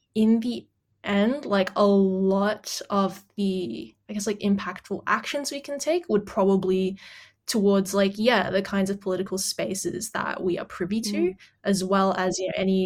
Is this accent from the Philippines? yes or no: yes; Philippines; now in Australia; I come from the Philippines